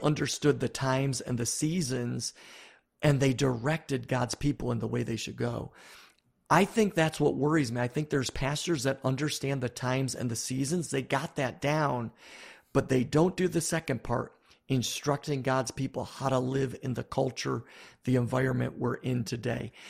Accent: Buffalo, New York, United States; I grew up in Buffalo, New York.

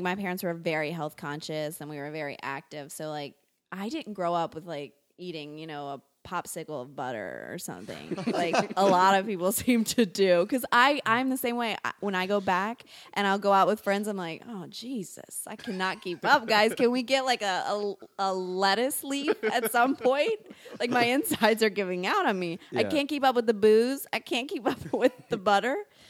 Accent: Louisiana, United States

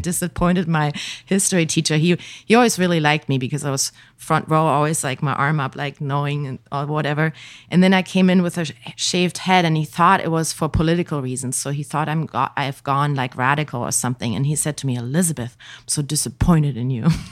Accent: village near Hanover, Lower Saxony, Germany; moved away; I grew up in a tiny little village. The next big known town would be Hanover

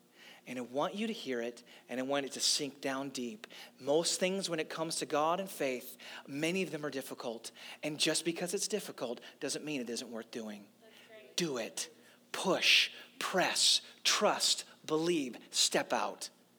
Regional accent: St. Louis, Missouri, United States; also born or lived in Nashville / Orlando; I grew up in church in St. Louis and then Nashville and then Orlando, and now here.

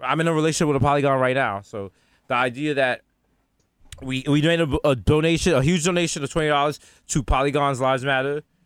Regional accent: New York City, New York, United States; moved away; We're still from the Bronx

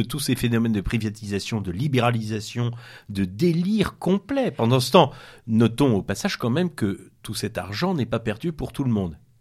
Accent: Brittany, France; On est breton

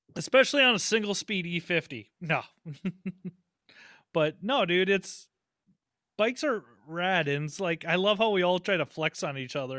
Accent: St. Paul, Minnesota, United States; I'm from St. Paul

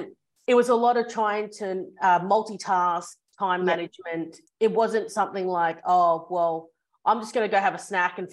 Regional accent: Australia; also born or lived in Hong Kong; So I was born in Hong Kong. That's where my family's background is. And then I moved to Australia when I was two.

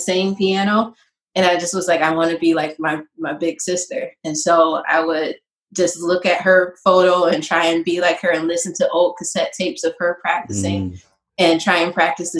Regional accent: Rochester, New York, United States; I am born and raised in Rochester.

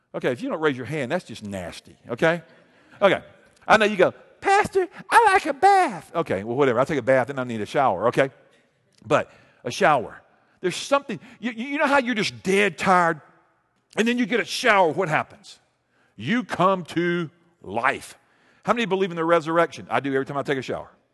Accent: Montgomery, Alabama, United States; I grew up in Montgomery.

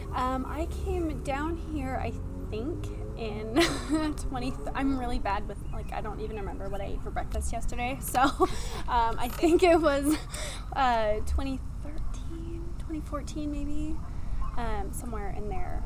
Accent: Washington, United States; moved away as an adult; I am from um, Washington State

